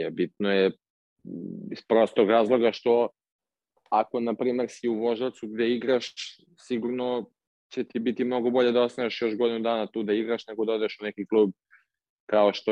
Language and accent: Croatian; Serbia; now in Portugal; kod nas u Srbiji